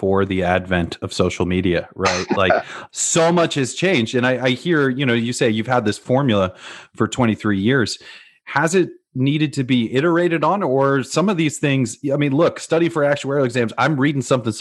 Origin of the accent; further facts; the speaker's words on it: New Orleans, Louisiana, United States; moved away; I'm from New Orleans